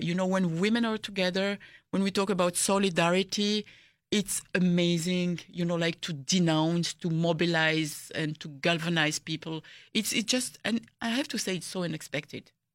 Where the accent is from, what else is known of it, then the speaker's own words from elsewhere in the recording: DR Congo; people ask me, "Where are you from?" And then I say, "Congo."